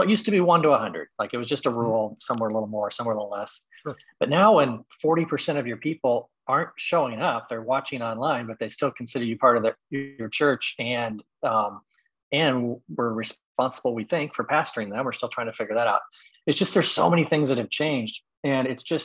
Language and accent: English; Midwest, United States; also born or lived in Texas / Indiana; now in Chicago, United States; I grew up in the Midwest. Back here now